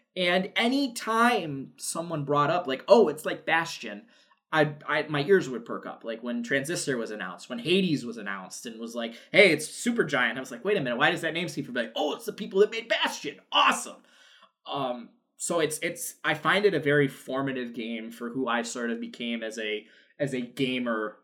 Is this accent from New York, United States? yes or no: yes; New York, United States; I'm from New York. I grew up a Yankees fan just because it was the '90s, and I'm from New York.